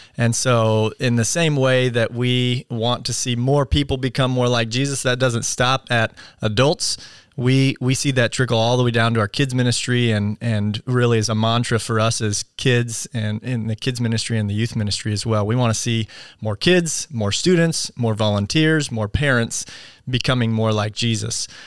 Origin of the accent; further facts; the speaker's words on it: United States; we as American Christians